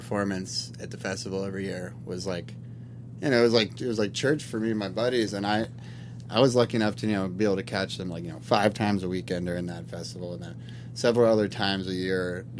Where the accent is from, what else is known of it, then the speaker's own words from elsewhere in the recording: Telluride, Colorado, United States; I grew up in Telluride, Colorado